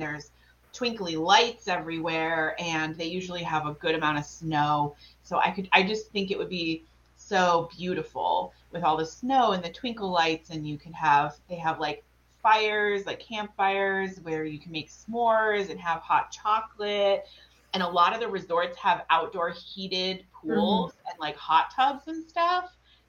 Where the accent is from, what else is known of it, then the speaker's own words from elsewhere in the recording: New England, United States; and we came from New England where there's snow, and now we live in South Carolina.